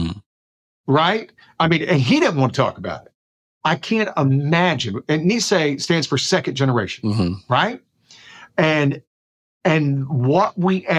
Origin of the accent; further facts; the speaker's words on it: South Alabama, United States; moved away as an adult; I grew up in South Alabama in the 60s